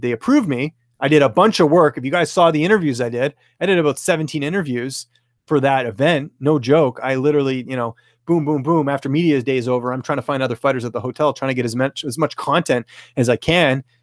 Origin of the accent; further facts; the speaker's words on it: British Columbia, Canada; moved away; I'm actually originally from British Columbia